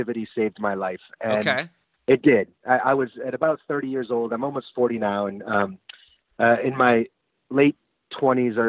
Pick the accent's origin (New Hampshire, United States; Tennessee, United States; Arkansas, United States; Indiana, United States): New Hampshire, United States; Hanover; moved away as an adult; also born or lived in Sundance, Wyoming / Burlington, Vermont; spent the majority of my time from first grade on in Hanover, New Hampshire, where Dartmouth College is